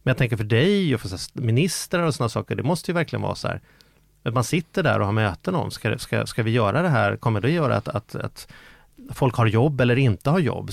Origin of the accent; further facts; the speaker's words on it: Stockholm, Stockholm County, Sweden; Jag är från Vällingby